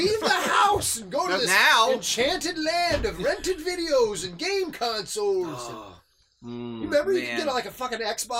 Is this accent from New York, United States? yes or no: no; Sevierville, Tennessee, United States; born or raised there